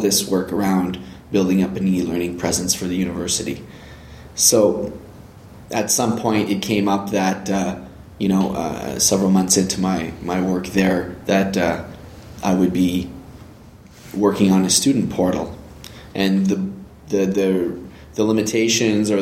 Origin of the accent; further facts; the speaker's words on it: Canada; also born or lived in Northern Ontario; I'm a Canadian country boy, married with children, living in Northern Ontario